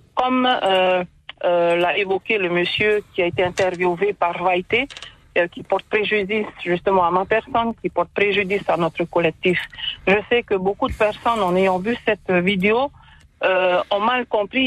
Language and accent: French; Raromatai, Leeward Islands, French Polynesia; also born or lived in Tahiti; Nous sommes originaires de Raromaté